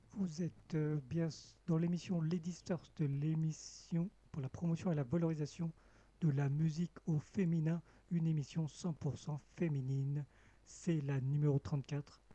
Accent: Cambodia; moved away; mon pays natal, le Cambodge

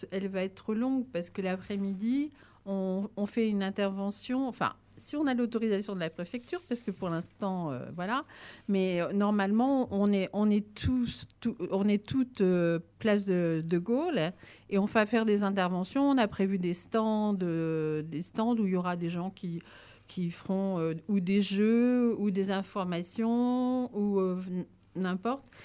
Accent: France; Donc ça, c'est vraiment une première chez nous en France, hein, parce que ça existe dans d'autres pays.

